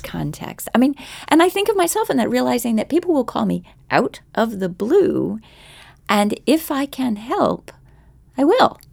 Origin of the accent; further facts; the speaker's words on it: Philadelphia, Pennsylvania, United States; now in Arlington, United States; We did a day trip to my hometown for the Megapolis Audio Festival